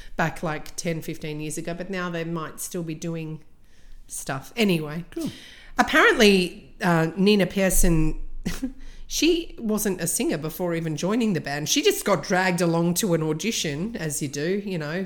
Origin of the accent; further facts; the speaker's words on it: Australia; I grew up in Australia